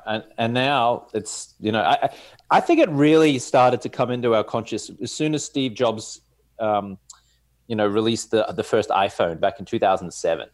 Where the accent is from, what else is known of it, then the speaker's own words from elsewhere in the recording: Australia; accent: Australian; also born or lived in Louisville, Kentucky; now in Los Angeles, United States; I'm here in Los Angeles, California, rocking the Australian accent